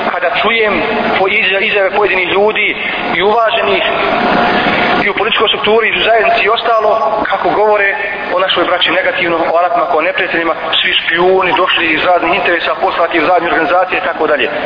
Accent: Bosnia & Herzegovina; ovdje kod nas u Bosni i Hercegovini.

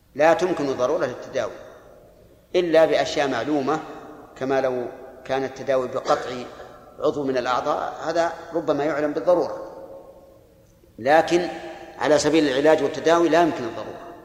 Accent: Al-Qassim, Saudi Arabia; عندنا في القصيم بالسميرة

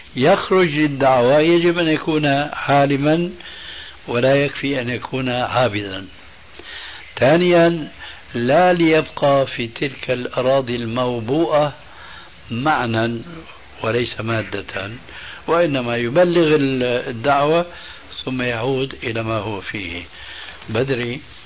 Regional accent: Damascus, Damascus Governorate, Syria; دخلت المسجد في عندنا في دمشق

